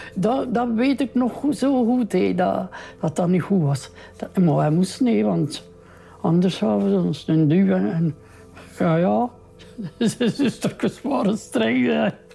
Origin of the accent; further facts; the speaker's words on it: Welle, Flanders, Belgium; Ik woon al mijn leven hier in Welle